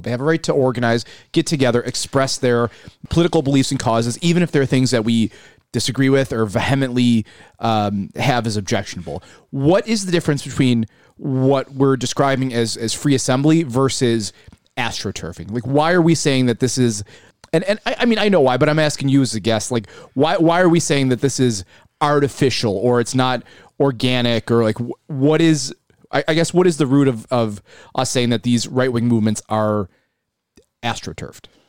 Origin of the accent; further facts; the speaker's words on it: Buffalo, New York, United States; I'm from South Buffalo originally.